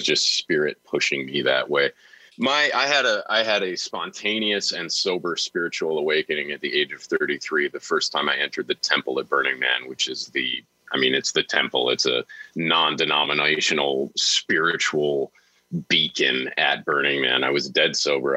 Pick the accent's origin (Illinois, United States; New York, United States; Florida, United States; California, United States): New York, United States; Niagara Falls; I grew up in Niagara Falls, New York, a very small city